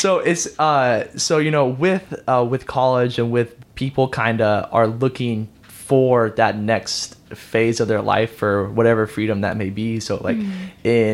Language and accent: English; San Antonio, Texas, United States; now in Houston, United States; I'm born and raised in San Antonio